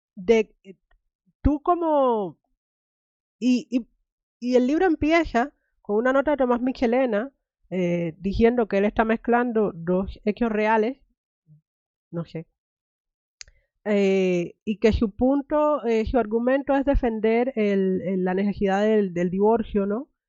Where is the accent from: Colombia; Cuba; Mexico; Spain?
Cuba; now in United States; me crié en Cuba